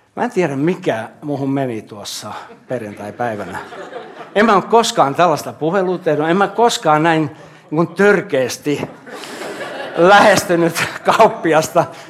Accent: Jyväskylä, Central Finland, Finland; also born or lived in Kustavi / Hämeenlinna / Jaala; now in Helsinki, Finland; Mä olen Jyväskylästä kotoisin

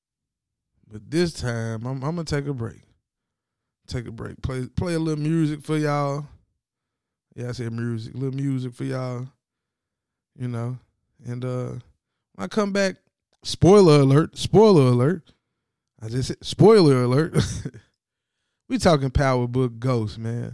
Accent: Tennessee, United States; I'm from Tennessee.

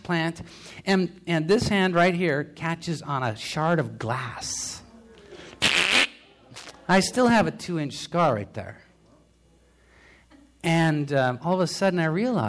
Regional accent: United States; I'm an American

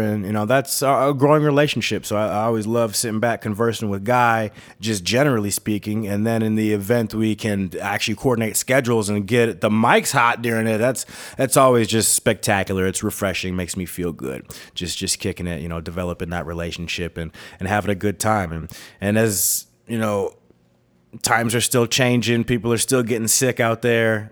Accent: United States; moved away as an adult; also born or lived in Minnesota / Wisconsin / North Dakota; now in Tucson, United States; I'm from the Great White North, the North Star State. Minneconsin and the Badger State, Minnesota and Wisconsin

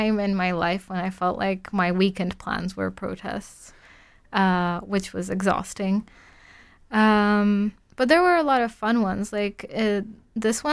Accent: Warsaw, Masovian Voivodeship, Poland; I'm from Warsaw, the capital

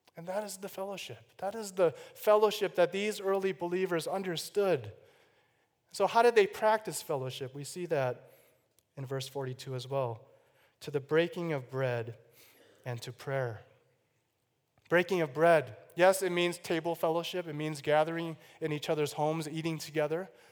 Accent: Chicago, Illinois, United States; I was born in Chicago, Illinois, the oldest of three boys

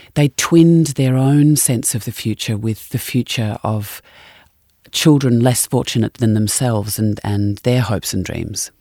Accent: Australia; being an Australian

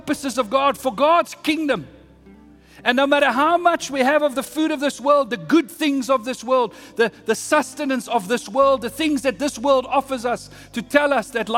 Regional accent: South Africa; I'm South African.

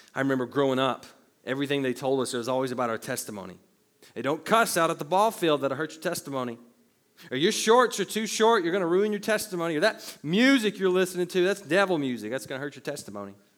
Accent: the Bible Belt, United States; growing up in the Bible Belt

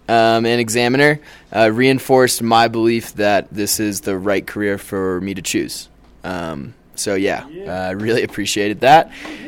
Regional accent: Boone, North Carolina, United States; I'm from Boone, North Carolina.

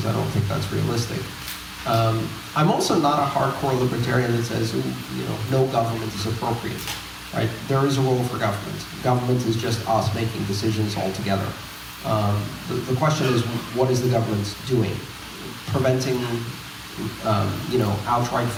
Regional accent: Greece; moved away; I grew up in Greece, I saw currency shocks three times when I was growing up

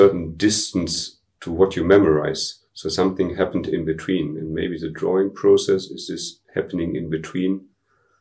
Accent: Dortmund, North Rhine-Westphalia, Germany; English is a second language; I was born in Dortmund, which is like part of the Ruhrgebiet, I grew up really on the edge of it

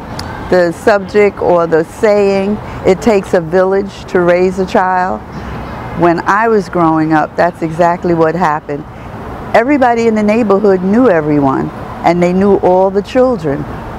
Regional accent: New York City, New York, United States; Born and raised in the same area that we're in today.

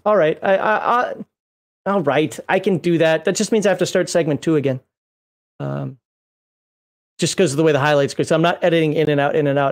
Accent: United States; also born or lived in Kuwait / South Korea / Japan; I'm American.

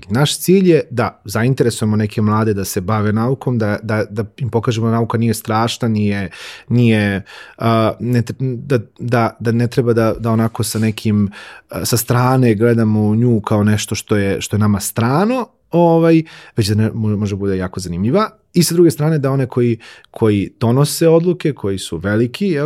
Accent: Požega, Zlatibor District, Serbia; born or raised there

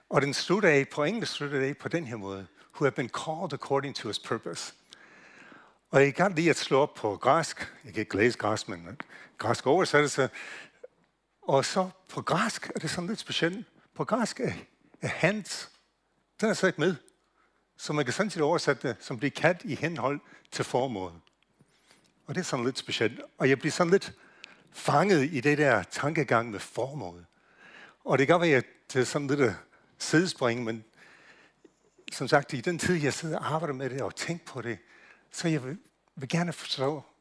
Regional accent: United States; Danish is a second language; now in Denmark; jeg kommer fra USA, så hvis jeg udtaler ting forkert, så er det derfor, jeg gør det.

